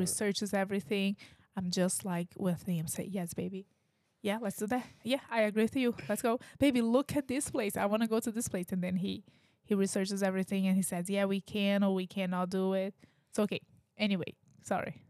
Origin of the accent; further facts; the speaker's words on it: Brazil; English is a second language; now in United States; I'm from Brazil, like, I've a, like, I had a very different life in Brazil than what I have right now